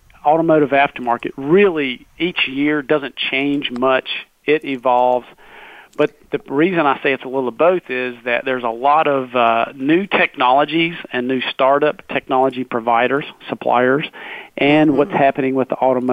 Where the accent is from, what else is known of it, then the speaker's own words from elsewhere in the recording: North Carolina, United States; I am born and raised in North Carolina